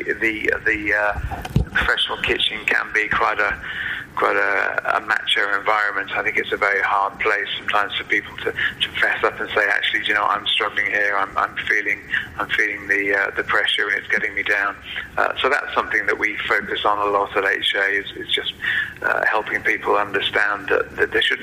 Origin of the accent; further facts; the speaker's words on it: Wales, United Kingdom; I'm a Welshman